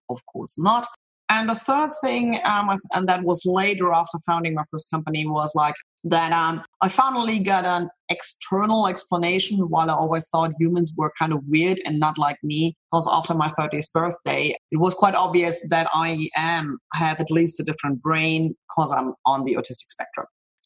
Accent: Munich, Bavaria, Germany; moved away as an adult; also born or lived in Boston / Zurich; I'm born and raised in Munich

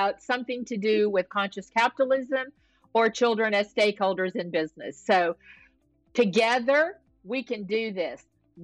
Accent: the South, United States; now in California, United States; I grew up in the South, so I'm a pretty good Southern cook

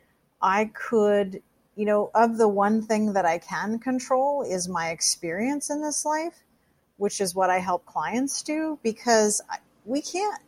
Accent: Seattle, Washington, United States; I grew up in the Seattle area.

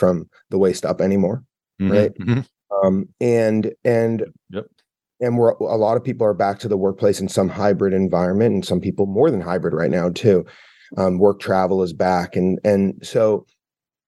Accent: Boston, Massachusetts, United States; I'm from the Boston area. So I grew up with New Balance

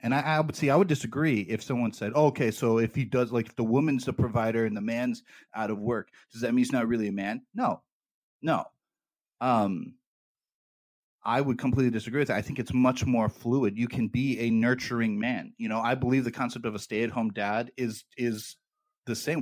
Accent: United States; I'm an American

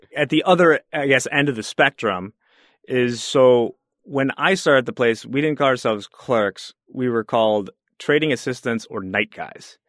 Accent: Chicago, Illinois, United States; I was from the Chicago area

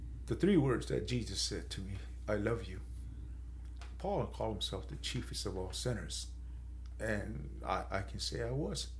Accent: San Carlos, Arizona, United States; I'm from San Carlos. I'm Apache

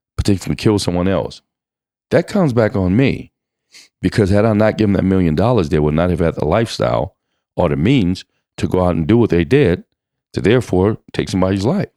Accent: Louisiana, United States; also born or lived in Kingston, Jamaica; I grew up in Louisiana, moved from Kingston, Jamaica to Louisiana.

